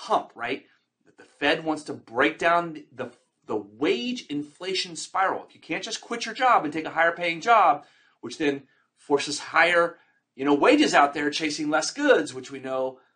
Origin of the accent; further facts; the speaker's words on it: Texas, United States; also born or lived in Florida / Fort Lauderdale, Florida; now in California, United States; I'm a Texan native